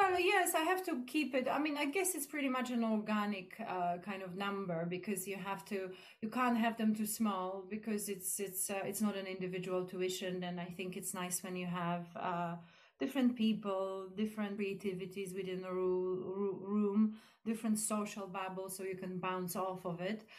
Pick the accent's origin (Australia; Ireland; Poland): Poland; now in East Grinstead, United Kingdom; I'm from Poland